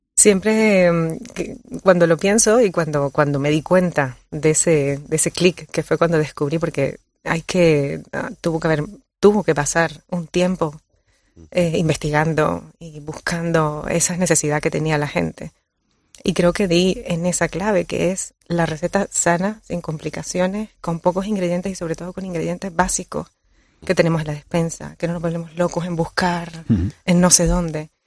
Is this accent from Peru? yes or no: no; Colombia; born or raised there; now in Canary Islands, Spain